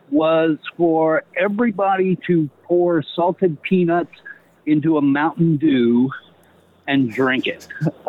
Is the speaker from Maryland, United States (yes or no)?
no; Northeast Arkansas, United States; now in Long Island, United States; I'm calling from Long Island. I originally grew up in Northeast Arkansas as a kid. This was in the 70s